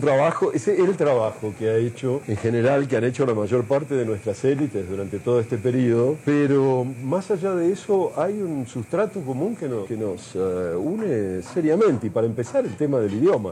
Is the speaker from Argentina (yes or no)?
yes; Argentina; yo como argentino no era latinoamericano. Los argentinos no éramos latinoamericanos cuando yo era chico